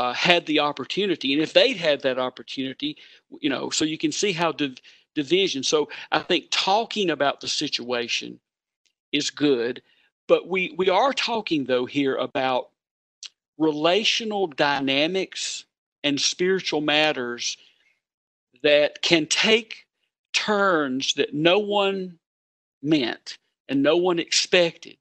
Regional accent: South Carolina, United States; moved away as an adult; also born or lived in Louisville, Kentucky / Bangkok, Thailand / Kansas City; I had a fantastic, rich, and healthy experience of church growing up in South Carolina

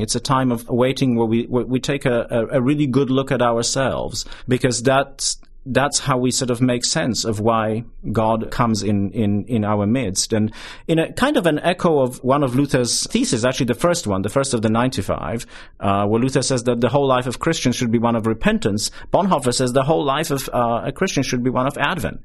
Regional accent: southern Poland, Poland; moved away as an adult; now in United States; I grew up in Poland, in southern Poland, towards the tail end of, uh, the Soviet bloc years

